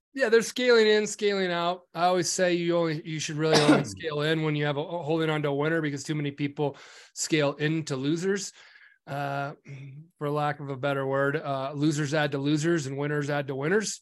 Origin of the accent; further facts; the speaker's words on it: Nebraska, United States; I'm from Nebraska and I grew up on a farm.